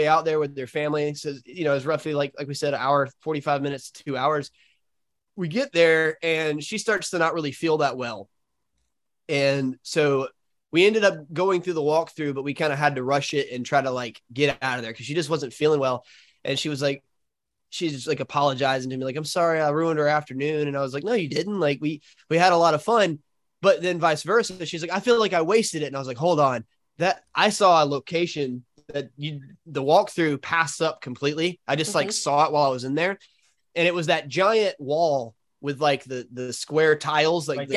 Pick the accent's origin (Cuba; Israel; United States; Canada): United States; Alabama; We're from Alabama